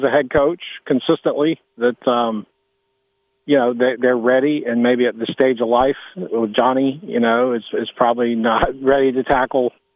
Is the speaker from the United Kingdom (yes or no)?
no; Eastern North Carolina, United States; when we were kids growing up in Eastern North Carolina